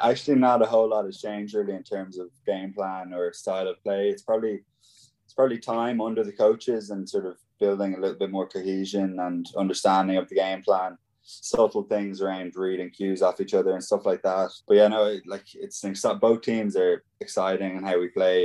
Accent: Ballina, Connacht, Ireland; my hometown in Ballina

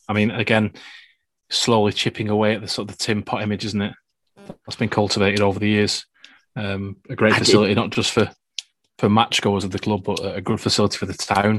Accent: Accrington, North West England, United Kingdom; also born or lived in Chorlton, Manchester; now in Manchester, United Kingdom; a man from Accrington wandering the streets of Chorlton

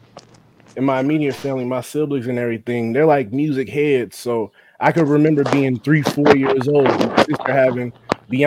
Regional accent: Cincinnati, Ohio, United States; also born or lived in Norwood, Ohio; growing up on the east side, Pleasant Ridge to be exact

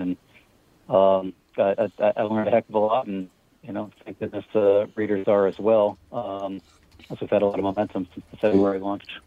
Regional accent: Pennsylvania, United States; moved away; I'm originally from Pennsylvania.

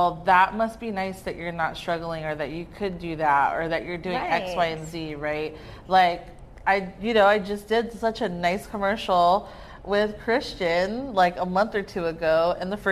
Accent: Carson, California, United States; I grew up in Carson, so I was home still.

